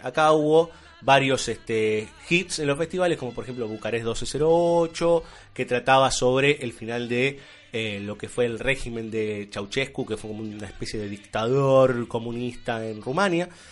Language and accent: Spanish; Argentina